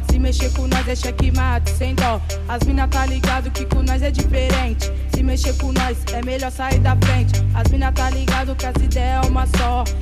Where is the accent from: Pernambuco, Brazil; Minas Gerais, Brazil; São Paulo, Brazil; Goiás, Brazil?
São Paulo, Brazil; tenho 20 anos de idade, sou da Zona Norte de São Paulo